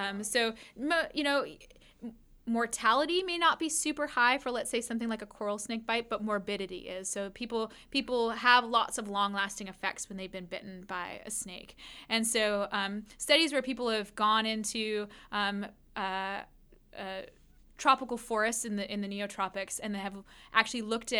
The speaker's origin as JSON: {"language": "English", "region": "West Coast", "country": "United States", "tie": "born or raised there", "said": "So I grew up on the West Coast where we didn't even have things like fireflies, right?"}